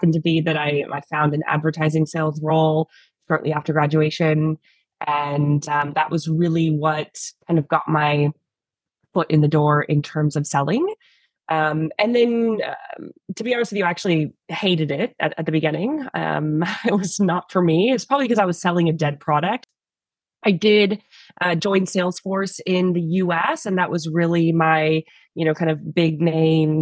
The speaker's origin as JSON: {"language": "English", "town": "San Francisco", "region": "California", "country": "United States", "tie": "born or raised there", "moved": "yes", "lives_now": "Australia", "said": "I actually grew up in the Bay Area"}